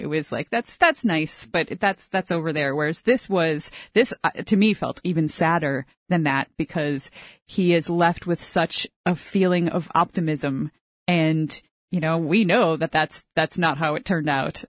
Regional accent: United States; moved away as an adult; now in Canada; I'm an American, but I don't think I speak for all of them since I literally moved to another country

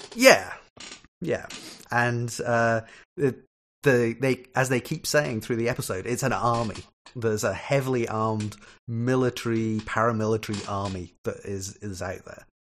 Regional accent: Scotland, United Kingdom; also born or lived in Ireland; I'm Scottish

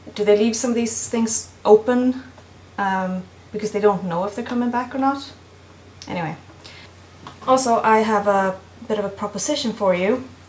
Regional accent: Sweden; from Sweden

